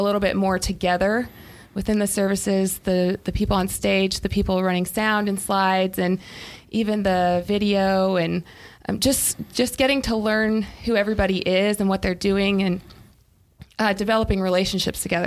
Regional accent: Ohio, United States; now in Greenville, United States; Middle of nowhere, Amish country, Ohio.

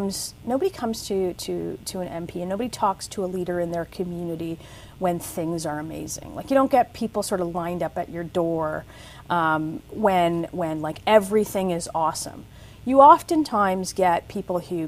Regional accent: Toronto, Ontario, Canada; I grew up in Toronto

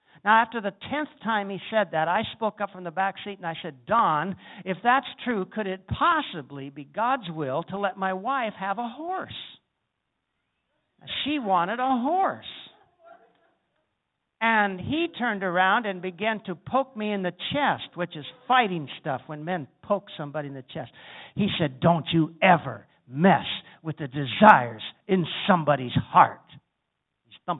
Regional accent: South Dakota, United States; I'm a cowboy from South Dakota, I grew up riding horses

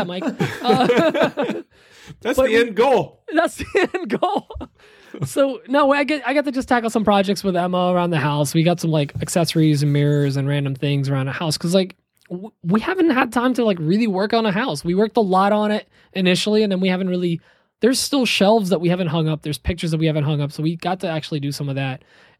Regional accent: Poland; moved away; I'm from Poland

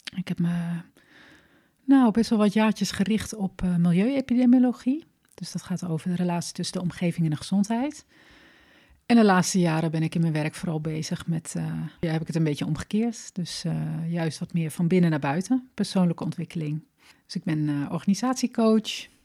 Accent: Glanerbrug, Overijssel, Netherlands; moved away as an adult; also born or lived in Enschede / Wageningen; Ik ben geboren in eh, Twente, in eh, Enschede, opgegroeid in Glanenbrug

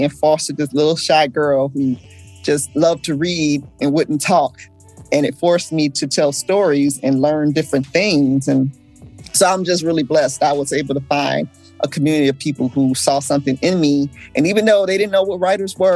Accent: Detroit, Michigan, United States; also born or lived in Los Angeles, California; now in South Pasadena, United States; Born and raised in Detroit, my whole family is still back there

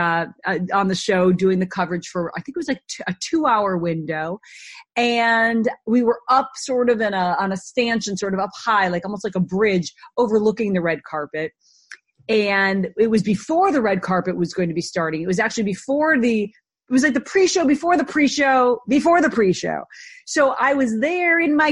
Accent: Minneapolis, Minnesota, United States; I grew up in Minneapolis, the suburbs, a really great Midwestern upbringing

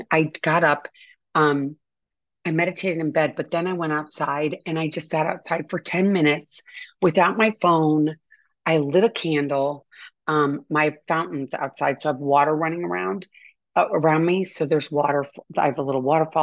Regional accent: St. Louis, Missouri, United States; I grew up in St. Louis

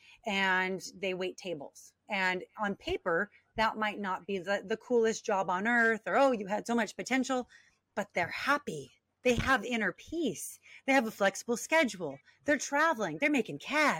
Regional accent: Long Beach, California, United States; born and raised in Long Beach, California

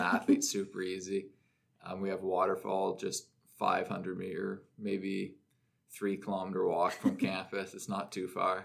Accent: Orangeville, Ontario, Canada; now in North Bay, Canada; I was home in Orangeville, my hometown

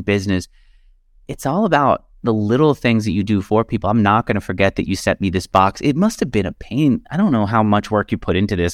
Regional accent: New York, United States; I grew up in New York where Wall Street was, like, the number one industry

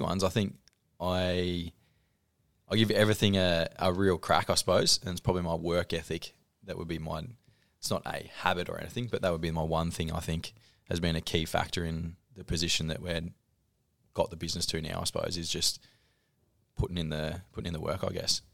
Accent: Horsham, Victoria, Australia; moved away as an adult; now in Ballarat, Australia; I grew up in Horsh, or just out of Horsham in Kwantong, uh, school there, moved to Ballarat for uni

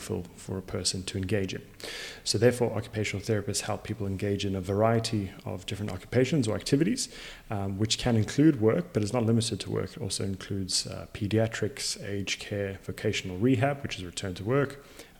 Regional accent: Zimbabwe; also born or lived in South Africa; now in Perth, Australia; I was born in Zimbabwe and raised in Zim as well as in South Africa before coming over to Australia

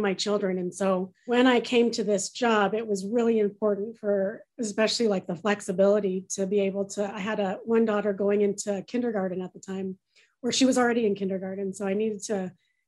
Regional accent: California, United States; moved away as an adult; now in Michigan, United States; I'm not from Michigan. I'm actually originally from California

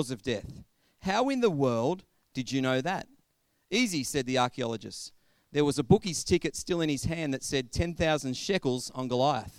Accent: Australia; our own Australian culture has very strong ties with stories of people who have endured through hardships.

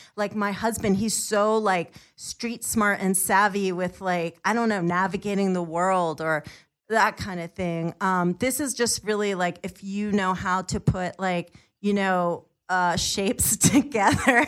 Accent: New York, United States; moved away as an adult; also born or lived in Pennsylvania; now in California, United States; I'm from New York

